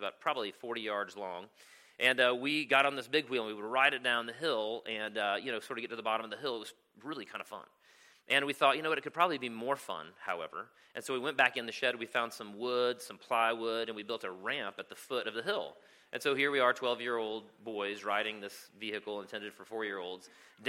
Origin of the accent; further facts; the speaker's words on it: Travelers Rest, South Carolina, United States; I spent my childhood in a place called Travelers Rest, South Carolina